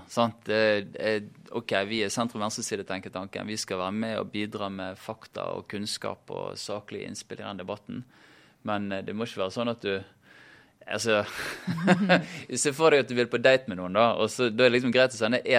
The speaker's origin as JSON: {"language": "Norwegian", "town": "Bergen", "region": "Vestland", "country": "Norway", "said": "siden jeg kommer fra Bergen"}